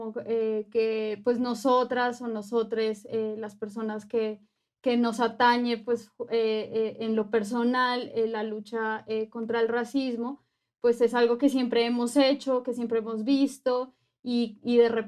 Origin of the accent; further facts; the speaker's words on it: Colombia; also born or lived in Mexico; now in Mexico City, Mexico; actualmente estoy viviendo aquí en, la Ciudad de México. Soy eh, colombiana, pero también soy mexicana. soy una mujer afrodescendiente.